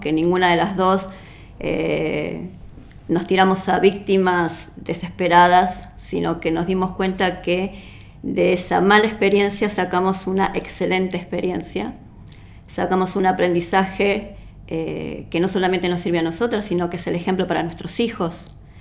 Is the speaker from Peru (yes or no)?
no; Uruguay; now in Argentina; yo soy uruguaya y vivo aquí en la Argentina.